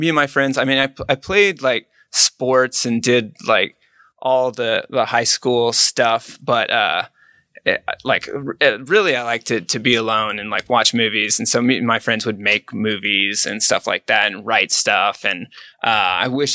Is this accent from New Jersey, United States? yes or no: no; Edmond, Oklahoma, United States; moved away as an adult; also born or lived in Denver; I'm from Edmond originally.